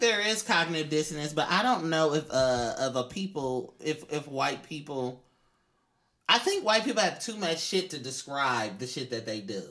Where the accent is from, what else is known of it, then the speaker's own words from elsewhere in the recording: Oakland, California, United States; I'm from East Oakland.